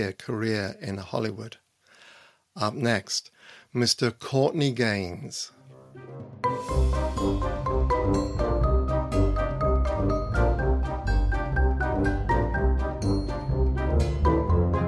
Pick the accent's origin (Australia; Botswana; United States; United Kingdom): United Kingdom; England; for me as an English person